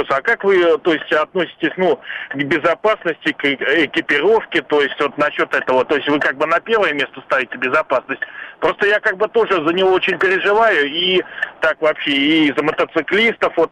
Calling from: Moscow Oblast, Russia; э, я из Подмосковья.

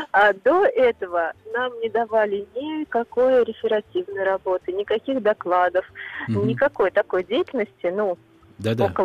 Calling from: Voronezh, Voronezh Oblast, Russia; Я из Воронежа.

